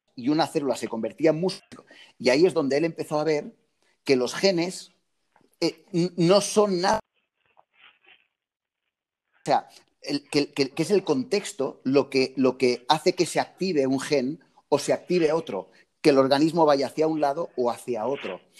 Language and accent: Spanish; near Lloret de Mar, Catalonia, Spain; aquí en Lloret de Mar, al lado de, mi pueblo